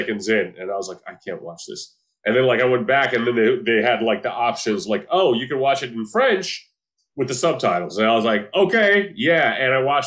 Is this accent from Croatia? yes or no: yes; Croatia; now in United States; growing up in the former Yugoslavia, growing up in Croatia